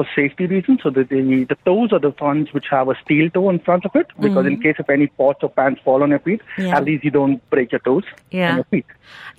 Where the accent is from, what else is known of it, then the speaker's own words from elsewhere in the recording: Mumbai, Maharashtra, India; moved away as an adult; now in Dubai, United Arab Emirates; I was born in Bombay, in Mumbai.